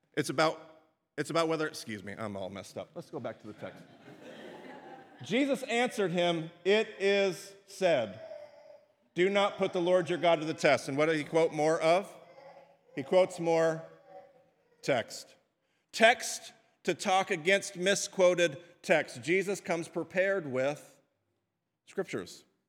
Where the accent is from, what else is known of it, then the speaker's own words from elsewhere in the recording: United States; as Western American Christians.